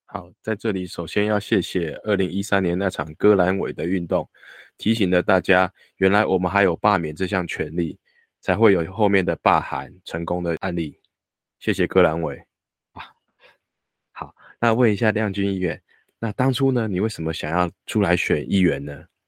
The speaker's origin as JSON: {"language": "Chinese", "country": "Taiwan", "said": "我们台湾人自己决定自己的未来"}